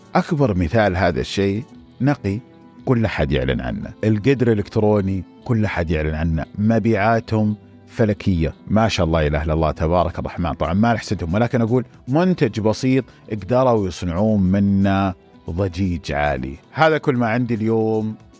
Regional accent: Saudi Arabia; عندنا في السعوديه

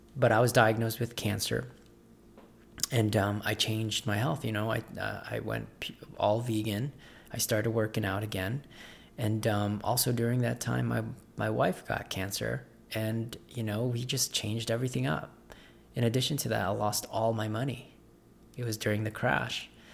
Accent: Las Vegas, Nevada, United States; I'm from Las Vegas.

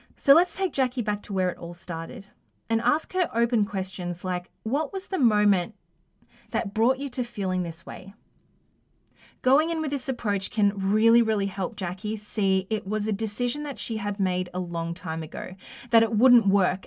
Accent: Australia; accent: Australian; my Australian accent

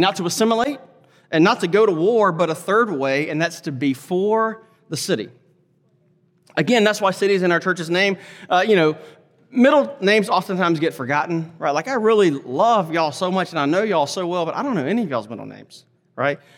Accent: Laurel, Mississippi, United States; now in Fort Worth, United States; I grew up in a small town, Laurel, Mississippi, small town, rural area.

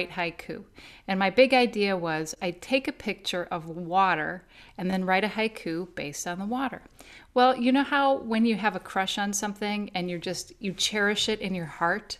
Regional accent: Naperville, Illinois, United States; I grew up in Naperville, which is a suburb of Chicago

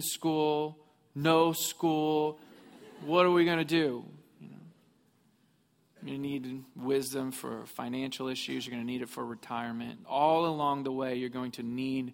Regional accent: Missouri, United States; moved away; I grew up in Missouri

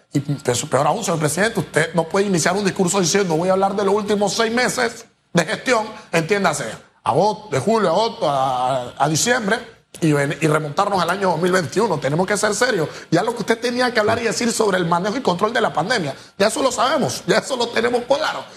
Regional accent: Panama; ¿dónde está la realidad de mi país? ¿Dónde está Panamá?

